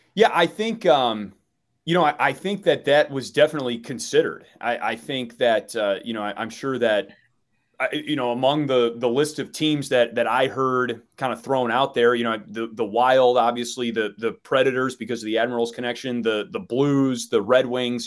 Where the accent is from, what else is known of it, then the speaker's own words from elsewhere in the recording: Milwaukee, Wisconsin, United States; moved away as an adult; now in Chicago, United States; I grew up in Wisconsin